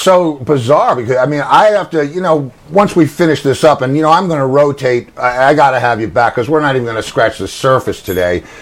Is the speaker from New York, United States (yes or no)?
yes; White Plains, New York, United States; I was from White Plains.